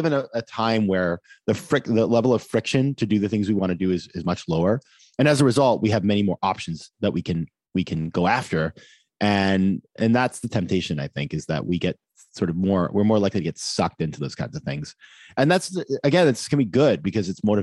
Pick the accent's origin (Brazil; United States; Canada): United States; Maine; moved away; I was at my hometown in Maine